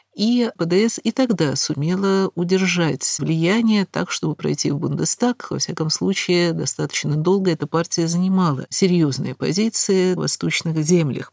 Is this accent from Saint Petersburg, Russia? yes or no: no; Moscow, Russia; слыша мой акцент, естественно, спросив, откуда я, из Москвы, из Советского Союза